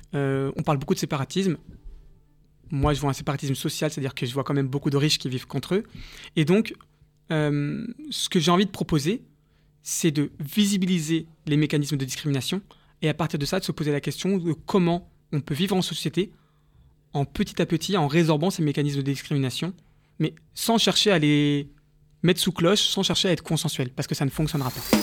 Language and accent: French; Paris, Île-de-France, France; also born or lived in Nice / South Korea; dans le 13e arrondissement où j'ai, grandi